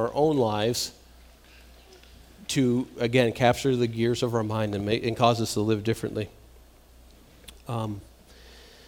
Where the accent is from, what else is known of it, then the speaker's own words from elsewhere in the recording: Massachusetts, United States; moved away; I'm from Massachusetts